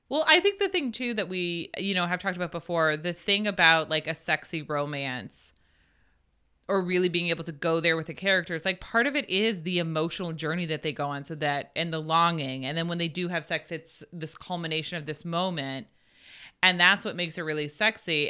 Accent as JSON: {"language": "English", "region": "New Hampshire", "country": "United States", "tie": "born or raised there", "said": "I grew up in New Hampshire"}